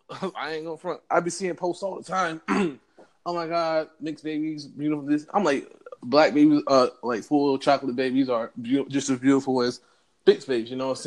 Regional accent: North Carolina, United States; now in Columbus, Georgia, United States; And I moved back down to the South, you know what I'm saying? Right. Georgia. I'm originally from North Carolina, but I stayed down in Columbus.

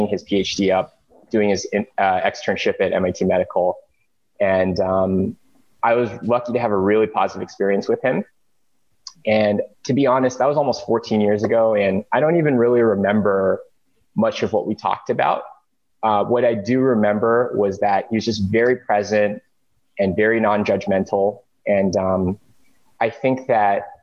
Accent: suburbs of Los Angeles, California, United States; I grew up in the suburbs of LA in a Korean immigrant family

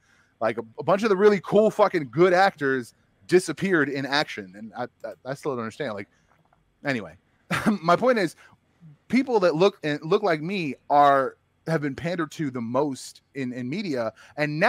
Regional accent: Bosnia & Herzegovina; moved away; I'm from Bosnia

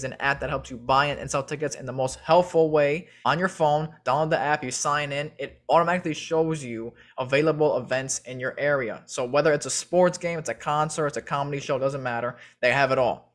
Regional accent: Chicago, Illinois, United States; I'm from Chicago, born and raised.

